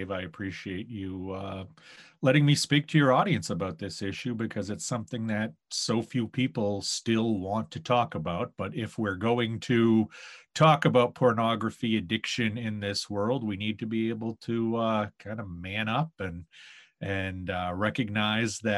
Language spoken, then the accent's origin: English; Maine, United States; Maine is one of those places where people hear you're from there and they tell you how beautiful it is.